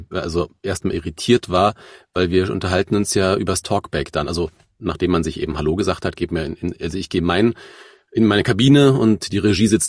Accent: Hesse, Germany; ich komme ja aus

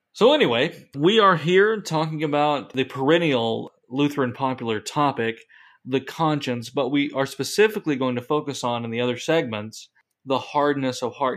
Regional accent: Kentucky, United States; I grew up in Kentucky in the mountains

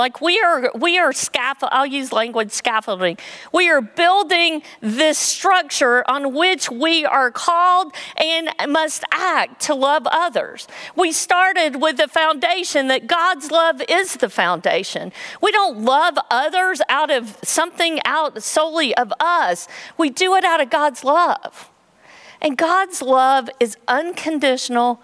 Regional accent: Western North Carolina, United States; moved away; Growing up in Western North Carolina

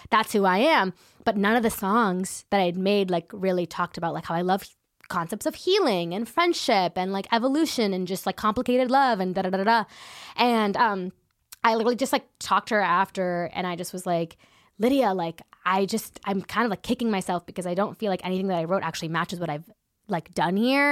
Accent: San Ramon, California, United States; also born or lived in Danville, California; I grew up in San Ramon, California

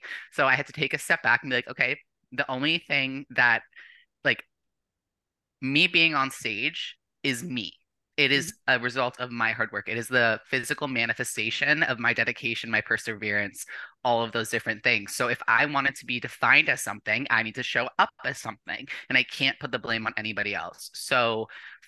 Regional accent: Michigan, United States; also born or lived in Windsor, Ontario, Canada; I grew up in Windsor, Ontario, and then moved to Michigan when I was like 8 years old.

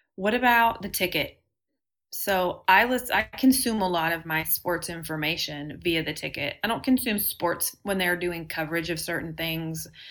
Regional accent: Texas, United States; I'm from Texas and have always lived here

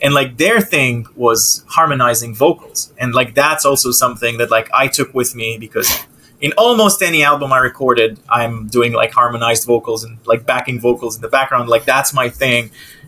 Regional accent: Israel; now in United States; I moved to the States 7 years ago, but, you know, I'm from Israel.

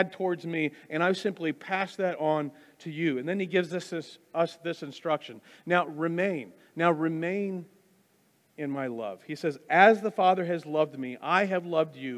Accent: Wichita, Kansas, United States; also born or lived in Wisconsin; My dad and I moved from Wisconsin to Kansas, here to Wichita

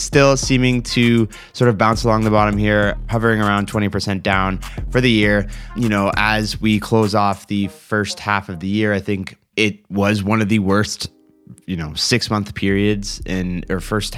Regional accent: Canada; as a Canadian

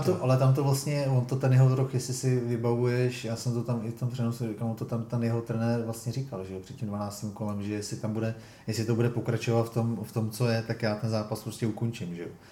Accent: Czechia; jsme Češi

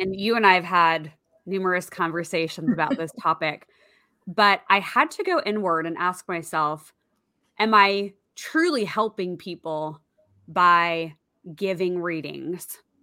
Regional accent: outside of the Seattle area, Washington, United States; I grew up outside of the Seattle area

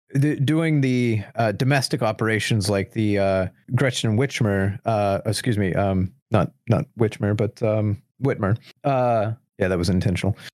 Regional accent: United States; as an American

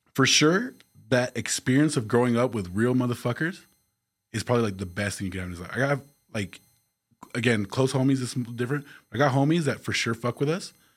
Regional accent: El Paso, Texas, United States; The Northeast

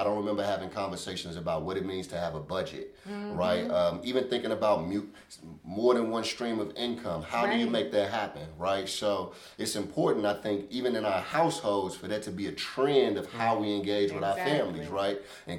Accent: St. Louis, Missouri, United States; growing up in the inner city, I'm from Walnut Park, born and raised. I love the city.

